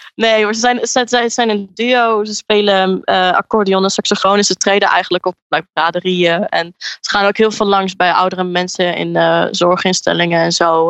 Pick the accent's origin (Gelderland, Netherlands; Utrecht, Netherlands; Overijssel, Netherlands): Overijssel, Netherlands; Enschede; moved away as an adult; now in Brighton, United Kingdom; ik woon in Enschede en ik kom uit Enschede